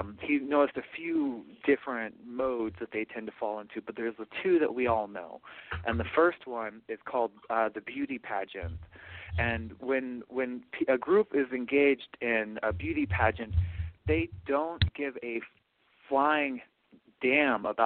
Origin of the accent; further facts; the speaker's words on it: Portland, Oregon, United States; moved away; I am from Portland, Oregon